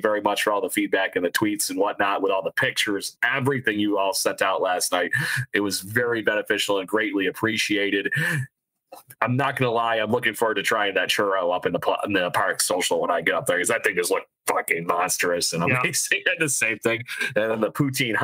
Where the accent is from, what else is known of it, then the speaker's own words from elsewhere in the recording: United States; I'm an American